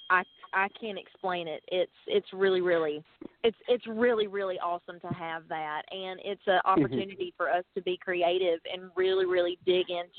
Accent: Tuscaloosa, Alabama, United States; I'm from Tuscaloosa, Alabama

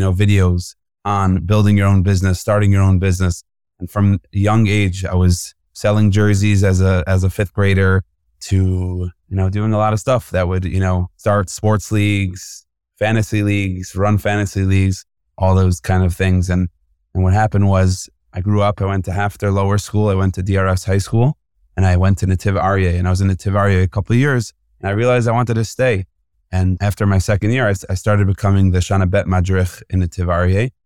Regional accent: Woodmere, New York, United States; I'm originally from Woodmere, New York, Long Island, the Five Towns

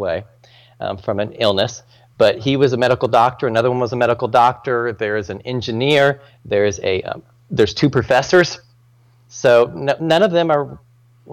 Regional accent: Richmond, Indiana, United States; I grew up in Richmond, Indiana, small town up there in Indiana.

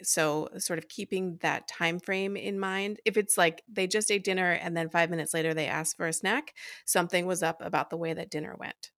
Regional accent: East Coast, United States; moved away as an adult; now in Des Moines, Iowa, United States; I grew up on the East Coast and moved here about ten years ago

